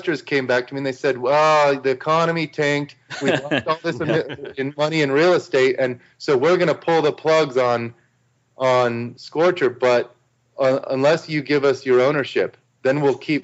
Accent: Arizona, United States; moved away as an adult; also born or lived in New Zealand; I was born and raised in Arizona, and I'm used to the sun.

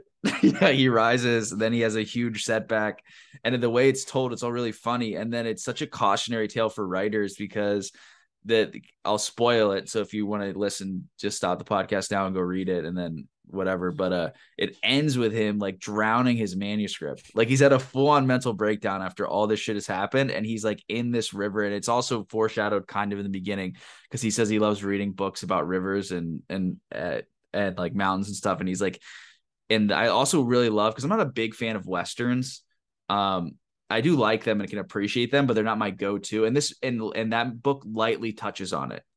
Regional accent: Pennsylvania, United States; moved away; also born or lived in Vermont; I grew up in Pennsylvania

